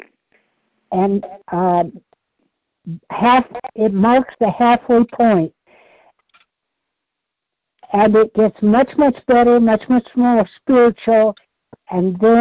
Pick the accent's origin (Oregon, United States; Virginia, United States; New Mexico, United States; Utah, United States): Oregon, United States; where I grew up in Oregon